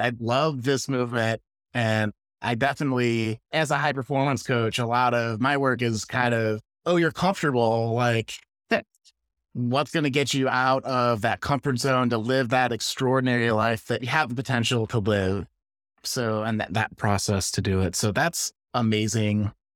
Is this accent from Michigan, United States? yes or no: no; Chicago, Illinois, United States; now in California, United States; I grew up around Chicago. I live in California